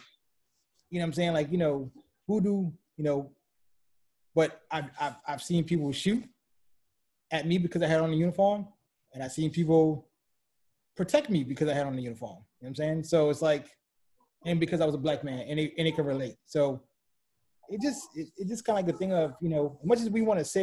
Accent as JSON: {"language": "English", "town": "New Orleans", "region": "Louisiana", "country": "United States", "tie": "born or raised there", "said": "growing up in New Orleans"}